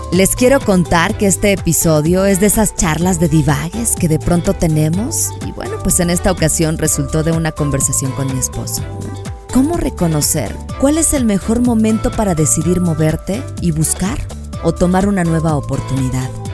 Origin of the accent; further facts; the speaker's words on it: León, Guanajuato, Mexico; moved away; allá en mi bonito León, Guanajuato